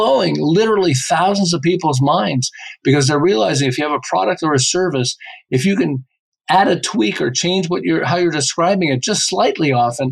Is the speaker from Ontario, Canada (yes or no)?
no; Montreal, Quebec, Canada; moved away as an adult; now in Southern California, United States; I live in Southern California. I've lived here for about 35 years, but I'm originally from Montreal